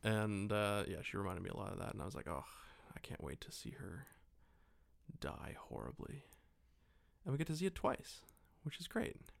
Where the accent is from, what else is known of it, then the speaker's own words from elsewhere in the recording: Abbotsford, British Columbia, Canada; we grew up in a shitty little, uh, town about forty-five minutes to an hour away from Vancouver